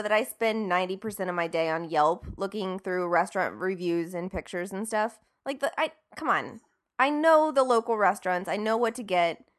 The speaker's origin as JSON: {"language": "English", "town": "Marietta", "region": "Ohio", "country": "United States", "tie": "born or raised there", "said": "my hometown of Marietta, Ohio"}